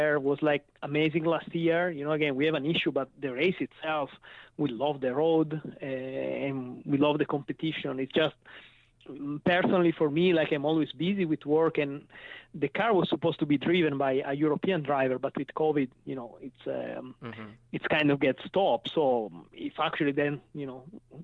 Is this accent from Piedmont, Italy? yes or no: yes; Chivasso, Piedmont, Italy; English is a second language; moved away as an adult; now in United States; I came from Turin, and actually my city is Chivasso, that is the city where the Lancia was. So I grew up here in the Lancia Delta testing